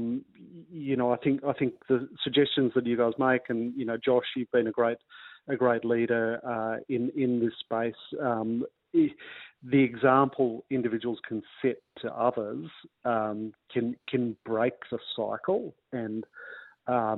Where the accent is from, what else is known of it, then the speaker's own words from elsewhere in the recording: New South Wales, Australia; I come from New South Wales, and we're more of an NRL-focused state